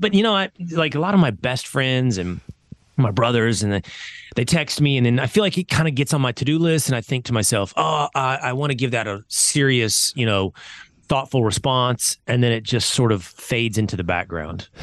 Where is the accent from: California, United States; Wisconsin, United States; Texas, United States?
Texas, United States; Sherman; I'm from Sherman, Texas. When I grew up, population thirty thousand